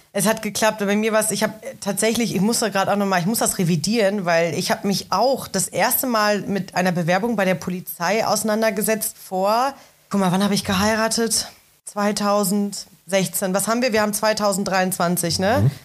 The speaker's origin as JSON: {"language": "German", "area": "Ruhr area", "region": "North Rhine-Westphalia", "country": "Germany", "tie": "born or raised there", "moved": "as an adult", "lives_now": "Berlin, Germany", "said": "Ich komme ursprünglich aus dem Ruhrgebiet. Äh, habe mit zarten 18 Jahren meine Heimat verlassen"}